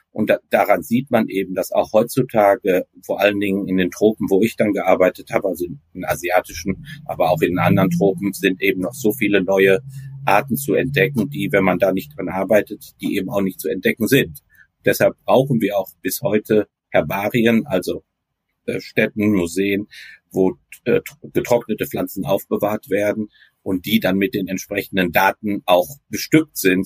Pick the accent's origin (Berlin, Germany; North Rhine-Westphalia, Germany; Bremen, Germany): North Rhine-Westphalia, Germany; Recklinghausen; now in Leiden, Netherlands; ik ben in uh, Recklinghausen opgegroeid